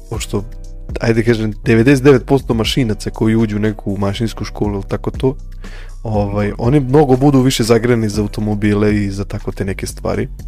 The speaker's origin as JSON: {"language": "Croatian", "town": "Novi Sad", "region": "Vojvodina", "country": "Serbia", "said": "kod nas u Novom Sadu"}